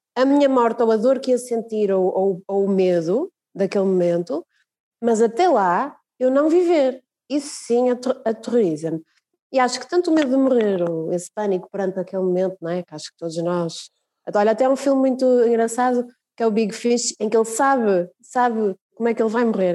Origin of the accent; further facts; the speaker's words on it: Braga, Norte, Portugal; quando nós crescemos cá em Braga